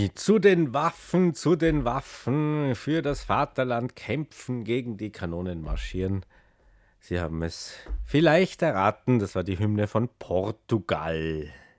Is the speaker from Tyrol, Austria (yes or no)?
yes; Tyrol, Austria; ich als Tiroler